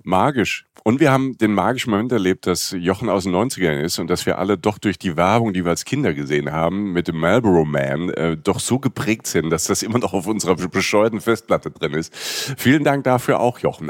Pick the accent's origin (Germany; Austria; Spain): Germany; Rhineland-Palatinate; wenn du aus, vom Dorf kommst, irgendwie aus Südwestdeutschland, ähm, und wir hatten, ich komme aus der Pfalz